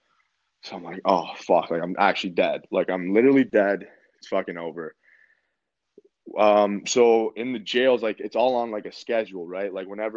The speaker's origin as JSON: {"language": "English", "country": "Canada", "said": "I'm from Canada. The phone's not letting me fucking call home."}